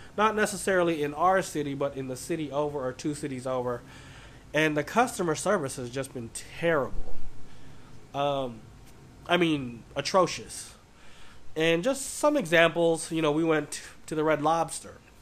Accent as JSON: {"language": "English", "town": "Oakland", "region": "California", "country": "United States", "tie": "born or raised there", "said": "growing up in Oakland"}